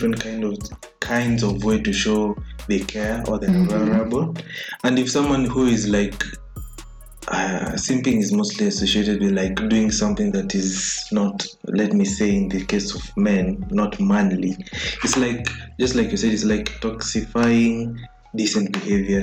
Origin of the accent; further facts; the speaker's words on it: Kenya; as a Kenyan young male